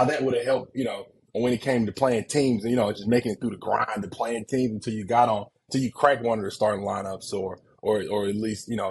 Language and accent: English; Warner Robins, Georgia, United States; moved away as an adult; also born or lived in West Lafayette, Indiana; I'm from Warner Robins, Georgia, big football city